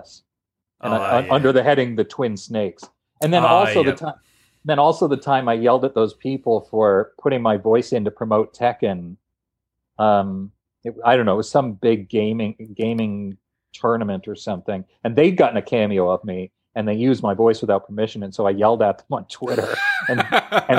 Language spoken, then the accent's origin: English; Canada; we're both Canadian